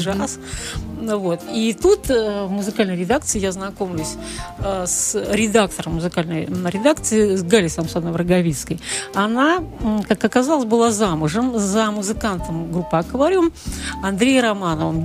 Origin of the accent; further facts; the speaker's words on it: Volgograd, Volgograd Oblast, Russia; moved away as an adult; now in Saint Petersburg, Russia; я родилась в Сталинграде, кстати, в Сталинграде